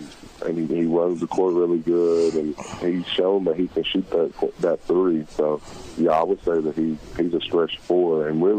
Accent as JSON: {"language": "English", "region": "Arkansas", "country": "United States", "said": "I'm at my home state"}